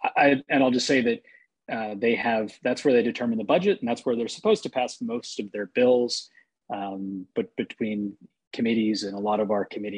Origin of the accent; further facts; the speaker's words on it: Massachusetts, United States; moved away as an adult; now in Utah, United States; I hail from Massachusetts.